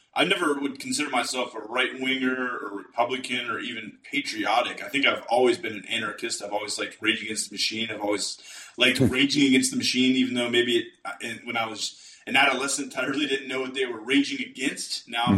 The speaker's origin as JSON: {"language": "English", "country": "United States", "said": "I say that as an American"}